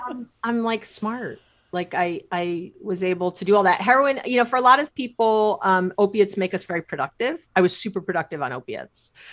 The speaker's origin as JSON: {"language": "English", "town": "New York City", "region": "New York", "country": "United States", "tie": "born or raised there", "also_born_or_lived": "Israel", "moved": "as an adult", "lives_now": "Bay Area, California, United States", "said": "grew up in New York City"}